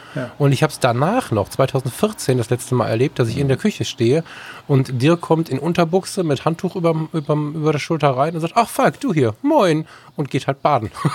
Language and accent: German; West Germany, Germany; ich als Wessi Bengel